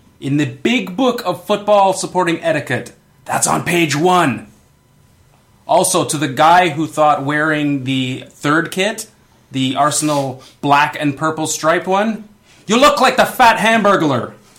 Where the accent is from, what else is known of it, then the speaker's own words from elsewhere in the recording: Canada; being Canadian, probably inflamed a little more.